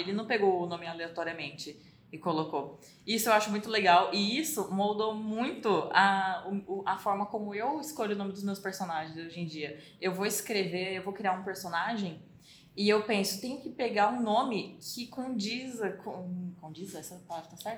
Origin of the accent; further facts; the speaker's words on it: Brazil; a gente é brasileiro